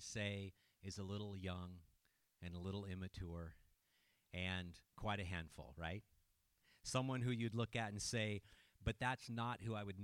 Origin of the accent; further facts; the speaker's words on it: Petaluma, California, United States; moved away as an adult; now in Hillsboro, United States; my hometown of Petaluma, California